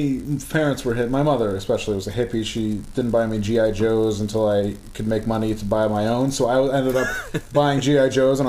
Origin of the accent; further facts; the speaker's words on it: Glens Falls, New York, United States; I was born in Glens Falls Hospital